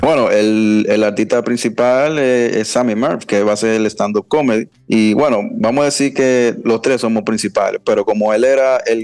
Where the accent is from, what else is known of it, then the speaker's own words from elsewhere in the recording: Dominican Republic; es mi país